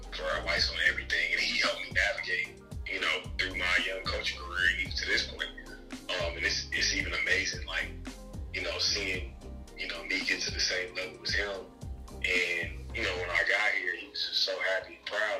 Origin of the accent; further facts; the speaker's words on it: Kansas City, Missouri, United States; now in Knoxville, United States; growing up in Kansas City